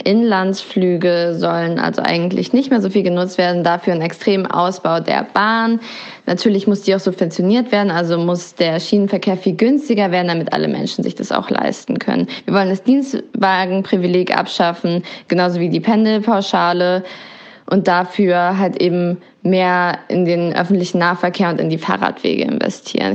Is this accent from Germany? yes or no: yes; Berlin, Germany; also born or lived in Neukölln, Berlin; Ich komme ursprünglich aus Kreuzberg und lebe jetzt seit einigen Jahren hier in Neukölln